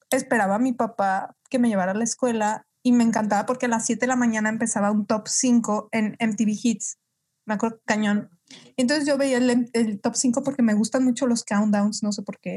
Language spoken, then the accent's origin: Spanish; Guadalajara, Jalisco, Mexico; soy de Guadalajara.